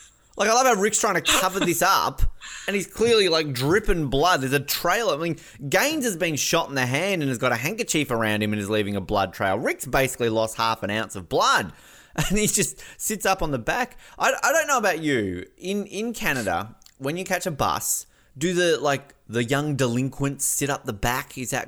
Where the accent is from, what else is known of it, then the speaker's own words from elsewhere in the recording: Snug, Tasmania, Australia; Yeah, I'm totally from Snug. You know, you think northern suburbs were tough. You should go to go to Snug.